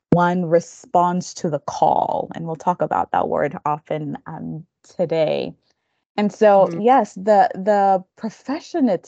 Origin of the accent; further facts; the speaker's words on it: Denver, Colorado, United States; born there; But so I I was born in Denver, Colorado, to uh, then international students. So my parents, who are from Kenya, were mm-hmm. here in the states.